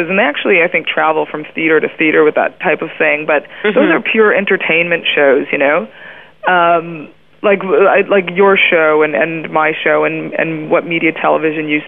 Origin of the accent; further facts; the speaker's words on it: Canada; I'm Canadian